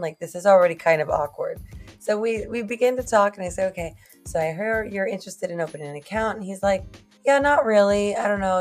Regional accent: Moses Lake, Washington, United States; first language Spanish; English is a second language; moved away as an adult; also born or lived in McAllen, Texas / Monterrey, Mexico; now in Rio Grande Valley, United States; I'm actually originally from Moses Lake, Washington

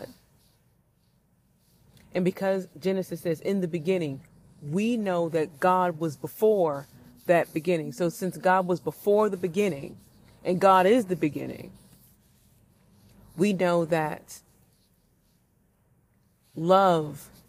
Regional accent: St. Louis, Missouri, United States; my hometown of St. Louis, Missouri

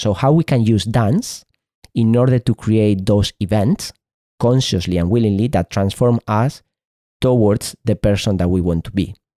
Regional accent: Spain; first language Spanish; English is a second language; in Spain, this is my, is my mother tongue, Spanish

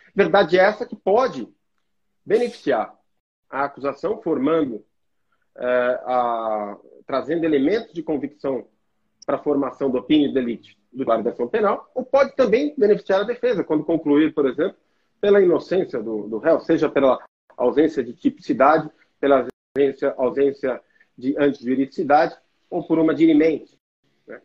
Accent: Guarulhos, São Paulo, Brazil; o meu local de nascimento e criação, que é a cidade de Guarulhos. Né? Eu sou um guarulhense orgulhoso. É, fui nascido e criado

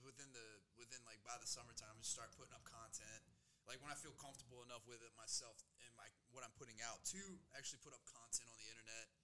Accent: South Carolina, United States; moved away as an adult; now in Denver, United States; I grew up in South Carolina

